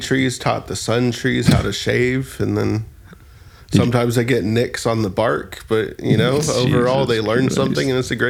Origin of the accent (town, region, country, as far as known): California, United States; born or raised there